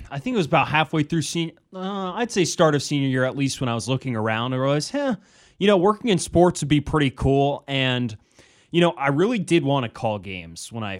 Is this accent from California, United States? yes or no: no; Seattle, Washington, United States; moved away as an adult; also born or lived in Arizona; now in Oregon, United States; So I'm from Seattle, so I'm a Pacific Northwest guy.